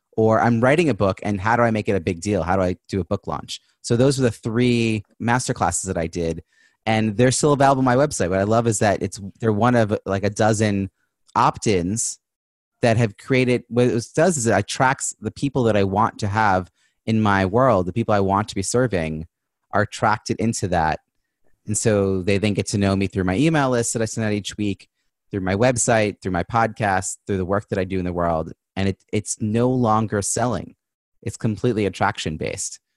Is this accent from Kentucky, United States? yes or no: no; New York, United States; now in Boston, United States; I'm originally from New York